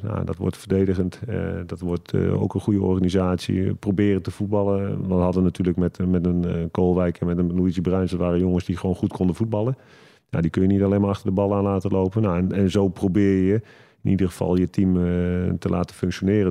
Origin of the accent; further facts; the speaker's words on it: Netherlands; moved away as an adult; also born or lived in Portugal; Ik, ik, ik blijf Hollander natuurlijk, Nederlander